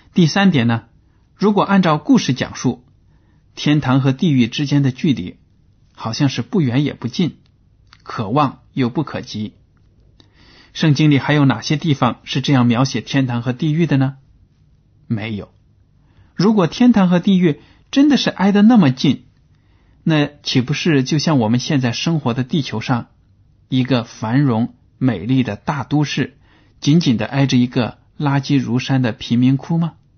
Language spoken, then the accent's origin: Chinese; China; 就好比我们中国人听相声